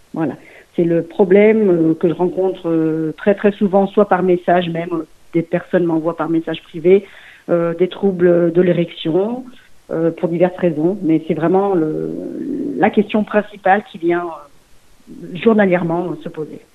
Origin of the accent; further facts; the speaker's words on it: Lyon region, Auvergne-Rhône-Alpes, France; also born or lived in Mulhouse, Haut-Rhin / Portugal (ancestry); j'ai vécu mm, toutes et mes fait mes études dans la région lyonnaise